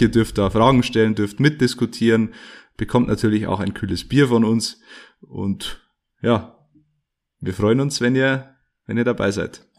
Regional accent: Ruhmannsfelden, Bavaria, Germany; in Rumansfelden zu Gast, in meiner Heimat

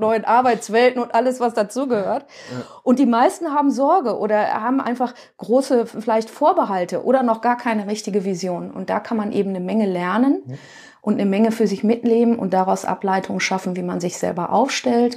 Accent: Duisburg, North Rhine-Westphalia, Germany; ich komme aus dem Ruhrgebiet, aus dem schönen Duisburg

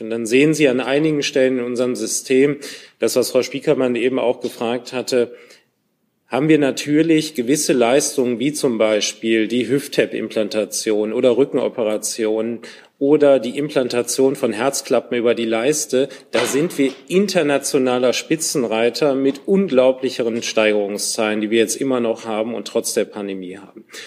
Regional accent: Cologne, North Rhine-Westphalia, Germany; als Kölner

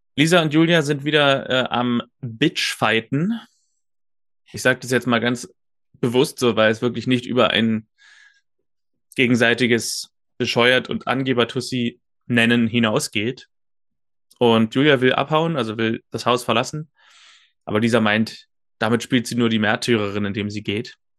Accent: Germany; als Deutscher

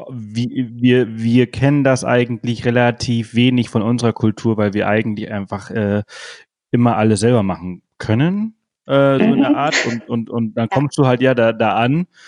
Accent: Spain; moved away; ich bin Spanier, ich bin in Spanien aufgewachsen

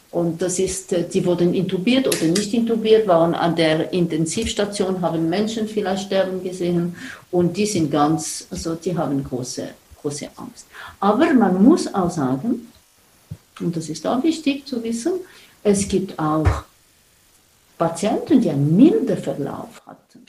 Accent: Switzerland; bei uns in der Schweiz

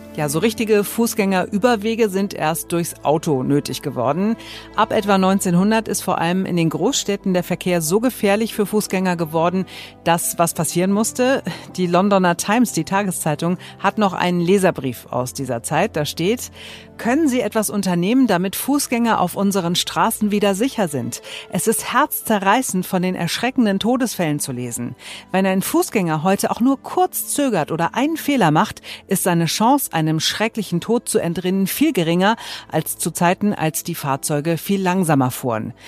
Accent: Germany; hier bei uns in Deutschland

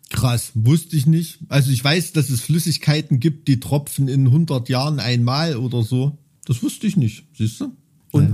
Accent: Thuringia, Germany; als Thüringer

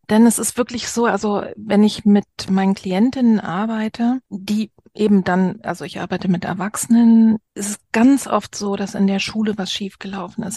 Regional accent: East Germany, Germany; als Ossi

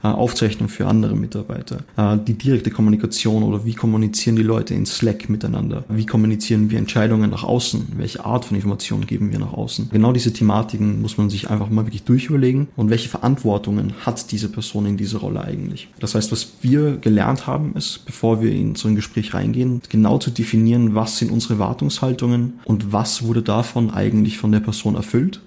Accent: Austria; also born or lived in Linz, Austria; ich komme eigentlich aus Österreich

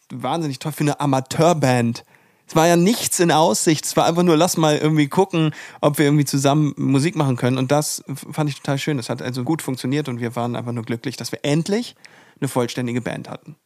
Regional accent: the North, Northern Germany, Germany; Wir kommen zwar alle hier aus dem Norden

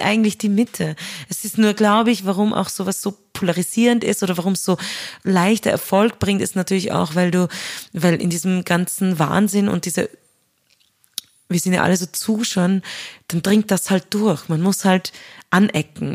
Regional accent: Upper Austria, Austria; also born or lived in Vienna; ich als Österreicherin, als Oberösterreicherin

